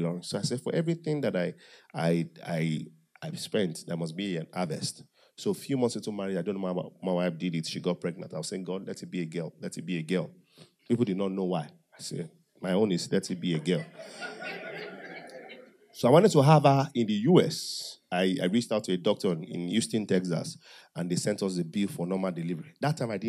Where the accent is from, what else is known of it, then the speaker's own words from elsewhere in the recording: Owo, Ondo, Nigeria; I said, from Owo